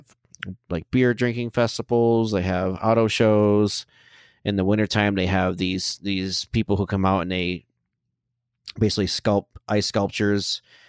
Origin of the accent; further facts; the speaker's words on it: Flint, Michigan, United States; moved away; So I'm from Flint, Michigan. I was born and raised there.